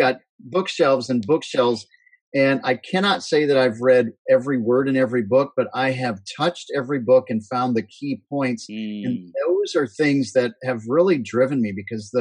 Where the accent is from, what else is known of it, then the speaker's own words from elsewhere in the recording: Northeast Iowa, United States; I grew up in Northeast Iowa, corn and soybean and pig farm.